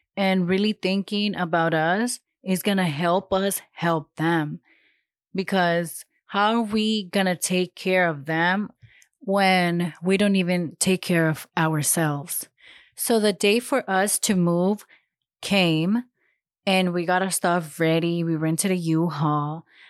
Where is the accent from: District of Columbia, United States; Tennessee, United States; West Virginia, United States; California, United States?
California, United States; Los Angeles; born or raised there; moved away as an adult; now in Huntsville, United States